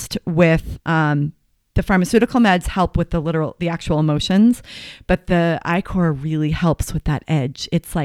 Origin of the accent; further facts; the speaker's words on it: Marblehead, Massachusetts, United States; moved away as an adult; also born or lived in Connecticut / Boston, Massachusetts; now in Boulder, United States; I grew up in Marblehead, Massachusetts